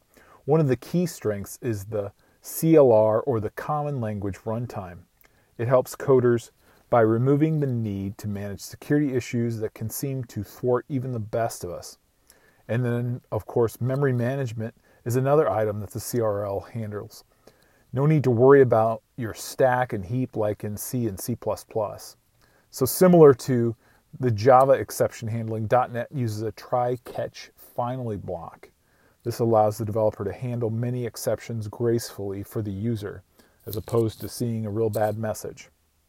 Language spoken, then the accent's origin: English; Iowa, United States; I grew up on a farm in rural Iowa.